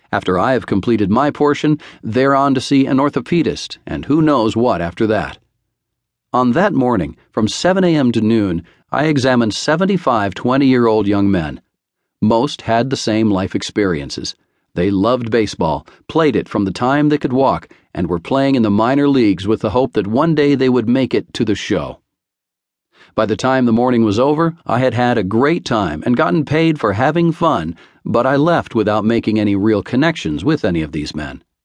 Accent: New York, United States; How could I refuse? I grew up in New York, and the Yankees had won the World Series just a few months earlier.

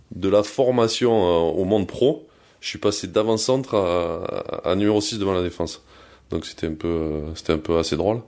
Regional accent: Vallauris, Provence-Alpes-Côte d'Azur, France; also born or lived in Cannes; je suis né à Cannes, comme tu l'as dit, mais je suis de Valoris juste à côté. Et en fait, euh, j'ai grandi avec les mêmes potes pendant euh, toute ma jeunesse

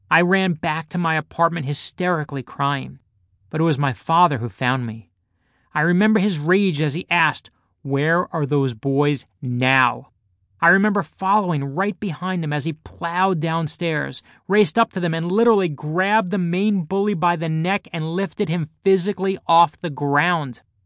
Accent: New York City, New York, United States; growing up in Brooklyn

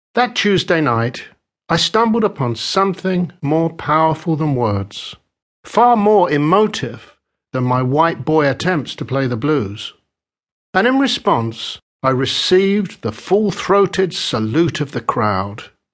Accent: London, United Kingdom; I am British. I am a Londoner. I was born in West London just as the devastating Second World War came to a close.

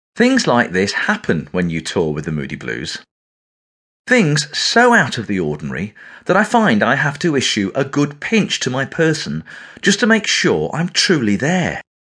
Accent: England, United Kingdom; accent: English

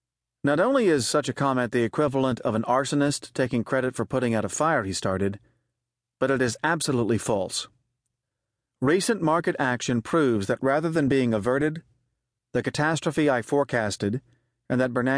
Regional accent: Connecticut, United States; my home state of Connecticut

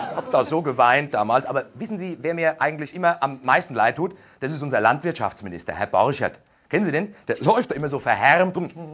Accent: Aschaffenburg, Bavaria, Germany; Also, da wo ich herkomme, so Großraum Aschaffenburg, also von mir aus gesehen noch Bayern

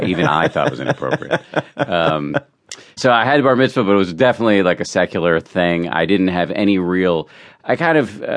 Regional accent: Massachusetts, United States; Yeah, I was raised in the People's Republic of Massachusetts

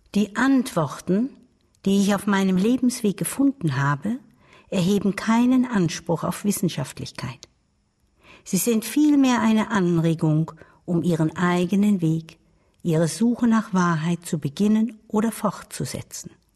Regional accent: Baden-Württemberg, Germany; Ich lebte mit meiner Großmutter auf einem kleinen Bauernhof im Badischen.

